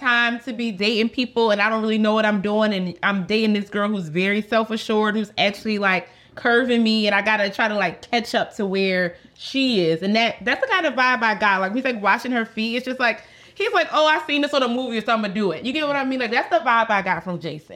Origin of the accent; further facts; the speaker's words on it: Philadelphia, Pennsylvania, United States; I'm from Philadelphia, so I know a lot of girls from around the way